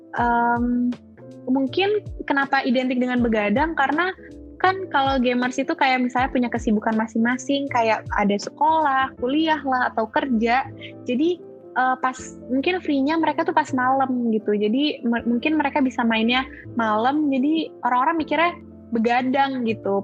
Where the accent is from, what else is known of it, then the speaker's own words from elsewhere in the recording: Jakarta, Indonesia; moved away as an adult; now in Malang, Indonesia; Aku asli Jakarta, cuman emang keluarga tuh kebanyakan di Surabaya